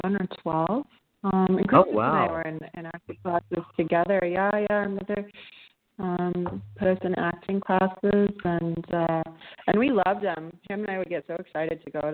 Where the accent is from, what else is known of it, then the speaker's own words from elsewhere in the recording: Los Angeles, California, United States; accent: SoCal; being from LA. You know, it's not you don't meet too many people actually from LA. But we grew up in the hub of it, really